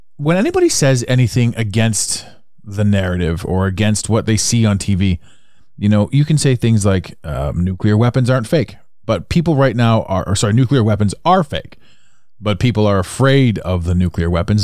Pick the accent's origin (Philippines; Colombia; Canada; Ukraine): Canada; accent: Canadian; I'm Canadian, by the way, so that's my accent shining through